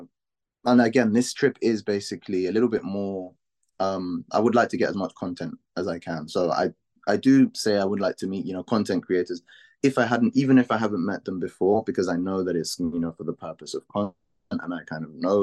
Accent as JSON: {"language": "English", "region": "London", "country": "United Kingdom", "said": "from London."}